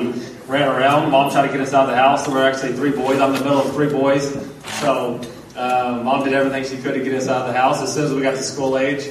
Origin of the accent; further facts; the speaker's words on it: Dallas, Texas, United States; moved away as an adult; also born or lived in Pullman, Washington; I grew up in the Dallas area. North Texas is only about 60, 70 miles from where I grew up.